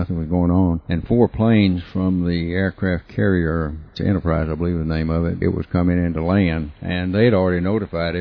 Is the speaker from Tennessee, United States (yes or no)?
yes; Charleston, Tennessee, United States; also born or lived in Memphis, Tennessee; now in Covington, United States; we moved to a little community called Charleston between Covington and Stanton, and that's where I was really raised